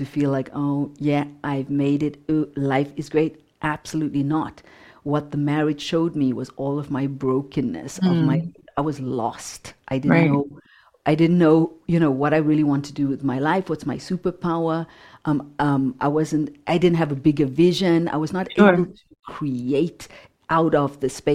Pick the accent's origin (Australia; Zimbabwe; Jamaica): Zimbabwe; Growing up in Zimbabwe, growing up in apartheid